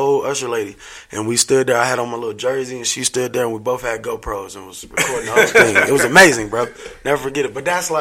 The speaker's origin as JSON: {"language": "English", "region": "Indiana", "country": "United States", "tie": "born or raised there", "said": "I'm from Indiana originally. I was born in Indiana"}